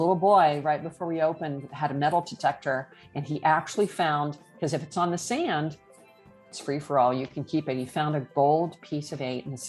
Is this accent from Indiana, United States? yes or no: yes; Indiana, United States; now in Florida, United States; I'm originally from Indiana